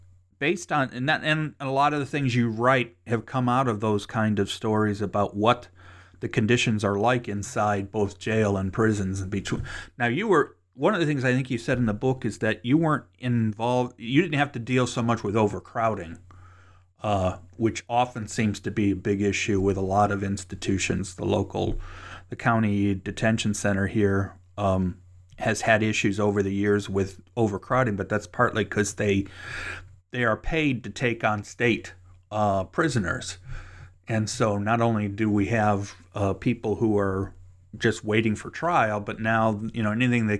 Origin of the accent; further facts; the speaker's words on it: Cleveland, Ohio, United States; since that's my hometown, I found that interesting. So I will continue to be watching what comes out of that particular area, because having born and spent most of my years in the Cleveland area